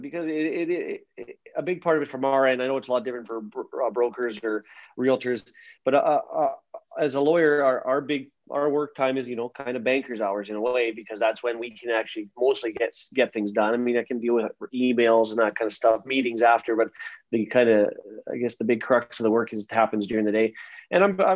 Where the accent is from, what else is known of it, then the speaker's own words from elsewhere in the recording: Meadow Lake, Saskatchewan, Canada; moved away as an adult; also born or lived in Nova Scotia; now in Saskatoon, Canada; I'm originally from Meadow Lake, Saskatchewan. I grew up there, and I've been in Saskatoon now for a good 15 years or so.